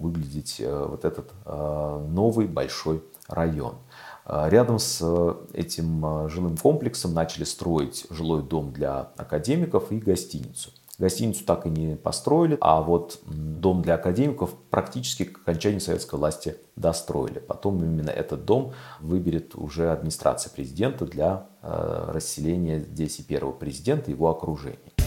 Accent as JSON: {"language": "Russian", "region": "Moscow", "country": "Russia", "tie": "born or raised there", "also_born_or_lived": "Krylatskoye, Moscow", "said": "И я переехал из Сокольников, которые э, для меня оставались и остаются малой родиной"}